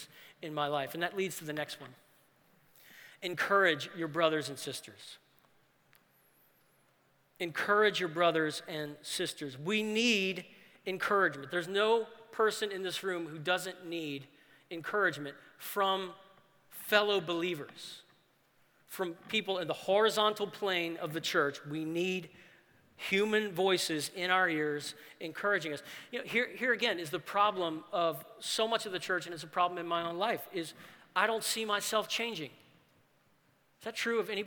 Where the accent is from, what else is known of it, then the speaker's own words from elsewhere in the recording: New Orleans, Louisiana, United States; the church that I grew up in New Orleans